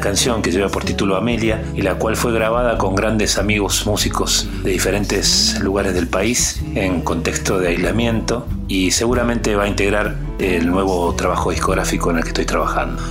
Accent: San Miguel de Tucumán, Tucumán, Argentina; soy músico de San Miguel de Tucumán

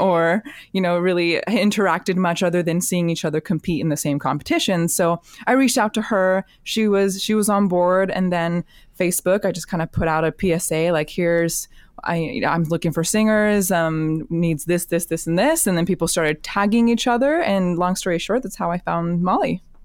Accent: Alaska, United States; moved away as an adult; life just kinda brought me back to Alaska eventually. And, um, my hometown just did not have a whole lot of contemporary vo-, vocal music

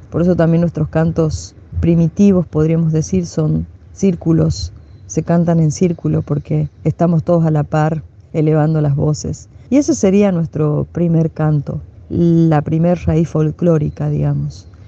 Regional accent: Humahuaca, Jujuy, Argentina; Soy de Humahuaca y ser de Humahuaca a veces es una, una responsabilidad muy grande dentro de, la provincia de Jujuy

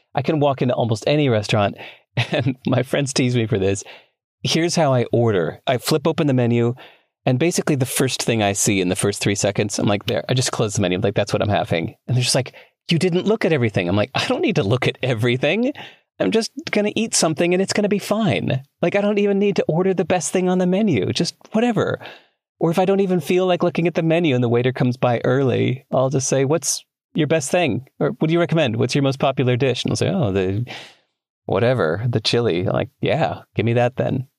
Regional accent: Chicago, Illinois, United States; moved away; I grew up in Chicago

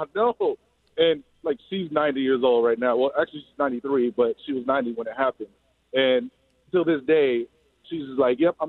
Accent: Mississippi, United States; now in Iowa, United States; So I'm originally from Mississippi. I live in Iowa now.

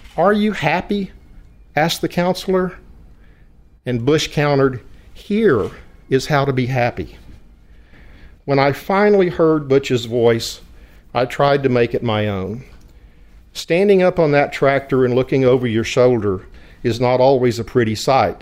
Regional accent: West Texas, United States; accent: West Texas twang; I was born and raised in an oil field community of white bread, whole milk, Friday night football, and Sunday pot roast. Everyone spoke English with a West Texas twang

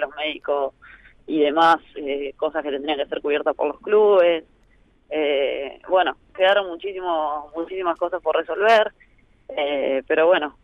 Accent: Argentina; como argentina

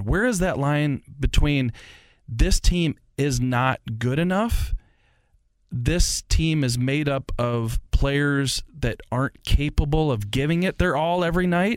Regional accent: St. Louis, Missouri, United States; I grew up in Saint Louis. I'm a lifelong Saint Louis and forty-eight years old

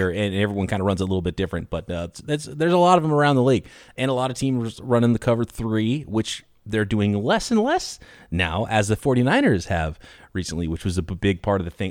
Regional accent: California, United States; I grew up in California

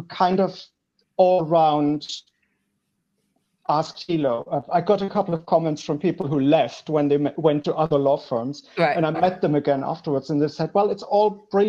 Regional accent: Germany; moved away as an adult; now in Belgium; I studied in Germany. I'm originally from Germany.

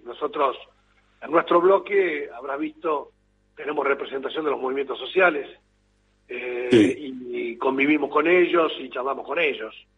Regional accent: Entre Ríos, Argentina; yo soy de Entre Ríos. Estamos bastante lejos de, Neuquén Río Negro

